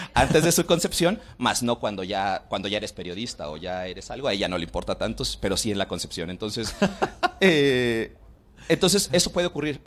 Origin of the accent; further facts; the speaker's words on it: Mexico City, Mexico; como capitalinos, como mexiqueños, como chilangos